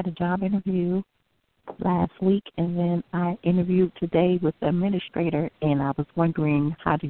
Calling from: Illinois, United States; I'm calling from Illinois.

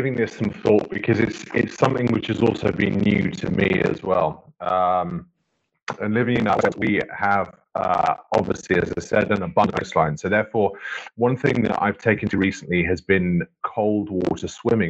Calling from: Wales, United Kingdom; So I'm in West Wales at the moment.

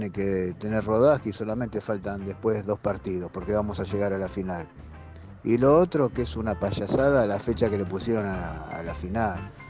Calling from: Flores, Buenos Aires, Argentina; Soy … de Flores

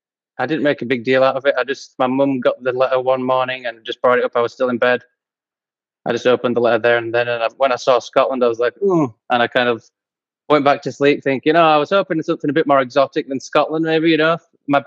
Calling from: Chilliwack, British Columbia, Canada; Calling from Chilliwack, British Columbia. It's about an hour or so outside Vancouver.

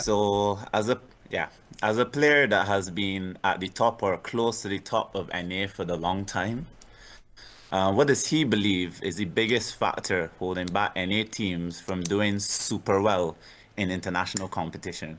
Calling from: Barbados; I'm calling from the island of Barbados

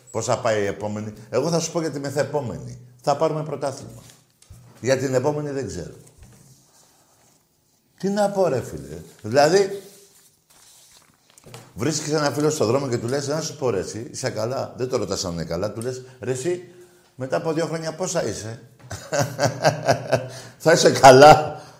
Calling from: Mesorachi, Greece; είμαι από Μεσοράχη.

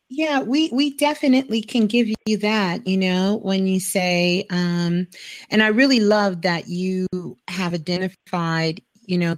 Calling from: Cleveland, Ohio, United States; I'm calling from Cleveland

